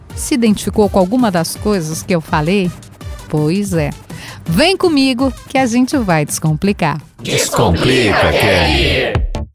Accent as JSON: {"language": "Portuguese", "area": "Jardim Leopoldina", "region": "Rio Grande do Sul", "country": "Brazil", "said": "eu vim do bairro da periferia, eu vim do Jardim. No meu caso, eu vim do Jardim Leopoldina"}